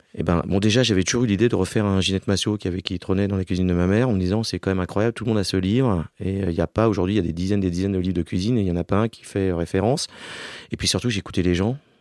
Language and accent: French; Alsace, Grand Est, France; now in Paris, France; je viens d'Alsace